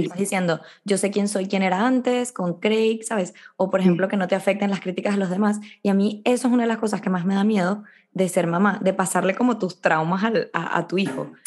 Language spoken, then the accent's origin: Spanish; Venezuela; moved away; yo vengo de Venezuela